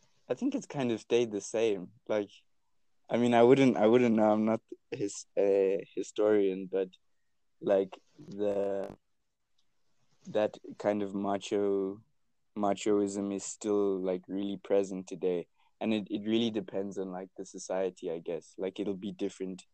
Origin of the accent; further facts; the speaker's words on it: South Africa; I am South African